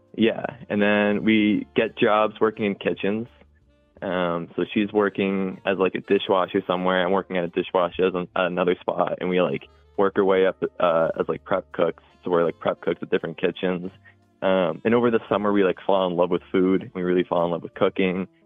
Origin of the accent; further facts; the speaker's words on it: Cohasset, Massachusetts, United States; i was born and raised in Cohasset